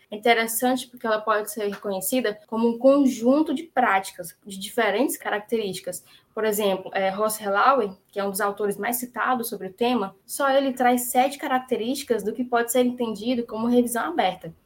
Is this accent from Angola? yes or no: no; Fortaleza, Ceará, Brazil; eu sou de Fortaleza, nasci e vivo aqui até hoje